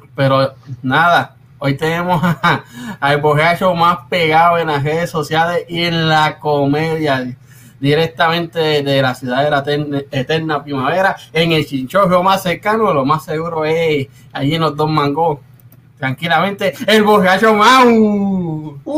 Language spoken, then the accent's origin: Spanish; Puerto Rico; also born or lived in Cidra, Puerto Rico / Río Grande, Puerto Rico; yo soy mitad de Río Grande, mitad de barrio Rabanal de Sidra